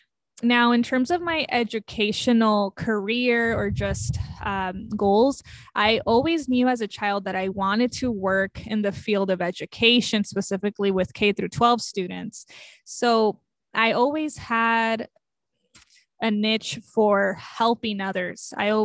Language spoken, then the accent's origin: English; Los Angeles, California, United States; born there; I was born in East Los Angeles, California. As a child, I moved around a lot.